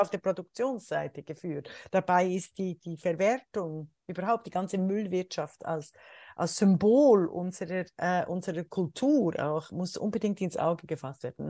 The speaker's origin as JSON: {"language": "German", "country": "Switzerland", "moved": "yes", "lives_now": "Germany", "said": "als Schweizerin und Deutsche"}